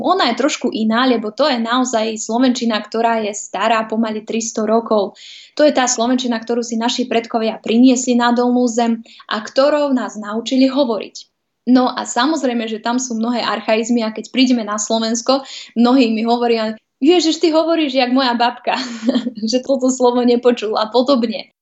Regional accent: Vojvodina, Serbia; moved away as an adult; now in Slovakia; Vojvodinu poznám, je to moje rodisko

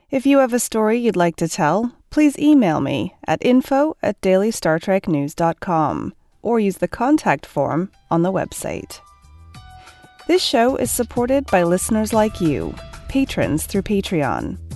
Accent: Russia; I guess I should start with a bit of personal background. I'm from Russia, where I grew up.

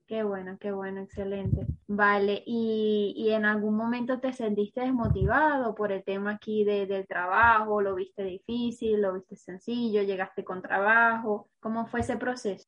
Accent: Venezuela; now in Spain; como venezolano, que, que es mi caso también

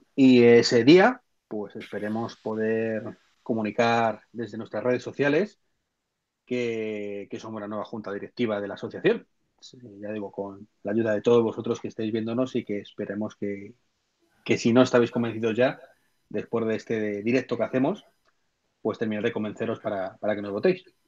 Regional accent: Madrid, Community of Madrid, Spain; yo soy de Madrid

